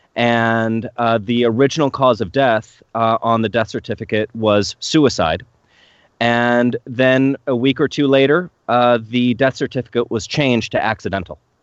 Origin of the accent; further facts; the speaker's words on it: New York, United States; now in Tacoma, United States; I grew up in New York